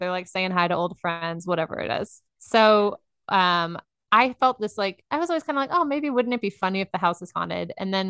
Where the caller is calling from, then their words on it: Dallas, Texas, United States; I am in Dallas, Texas.